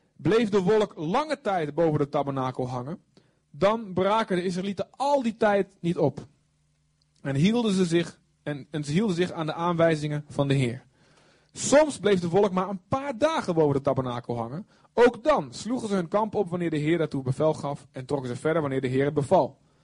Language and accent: Dutch; Netherlands; we zijn Hollanders